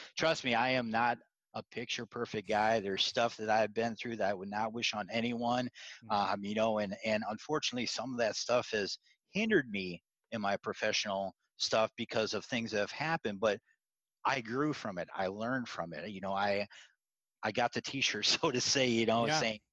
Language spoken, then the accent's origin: English; Iowa, United States; I grew up in Iowa